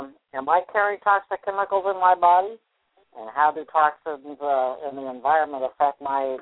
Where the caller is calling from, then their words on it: Sacramento, California, United States; I'm calling from Sacramento, California.